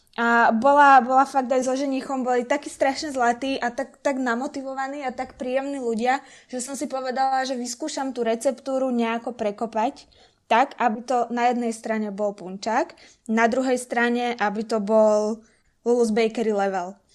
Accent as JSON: {"language": "Slovak", "town": "Trnava", "region": "Trnava Region", "country": "Slovakia", "said": "som z Trnavy"}